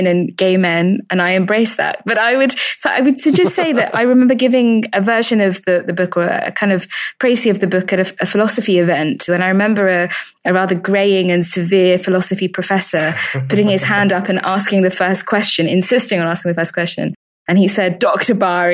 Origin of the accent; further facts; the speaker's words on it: United Kingdom; I'm British